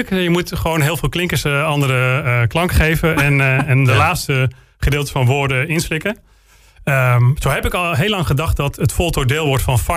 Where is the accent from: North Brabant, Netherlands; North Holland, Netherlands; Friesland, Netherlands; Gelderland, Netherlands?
Friesland, Netherlands; ja ik, ik blijf wel misschien een Fries in mijn, in mijn wortelen... maar ik, ik voel me toch wel een Brabander.